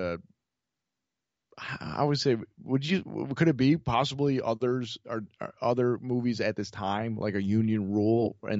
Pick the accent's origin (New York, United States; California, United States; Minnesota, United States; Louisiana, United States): New York, United States; Rochester; born or raised there